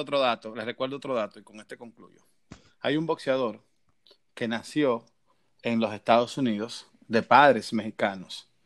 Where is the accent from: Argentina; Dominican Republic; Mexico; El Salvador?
Dominican Republic; now in Miami, United States; yo vivo en Miami y soy dominicano